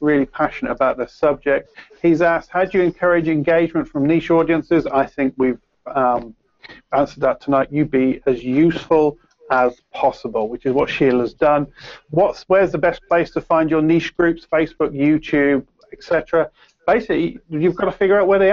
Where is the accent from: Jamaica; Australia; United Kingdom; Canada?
United Kingdom; Peterborough, East of England; accent: Peterborough accent with a mix of Cockney; I've got a Peterborough accent with sort of mix of Cockney and a few other things.